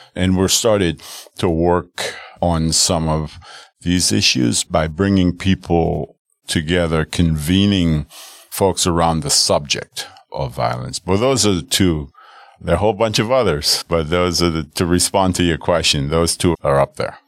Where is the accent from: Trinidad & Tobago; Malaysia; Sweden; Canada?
Trinidad & Tobago; Arima; now in Milwaukee, United States; my hometown of Arima, Trinidad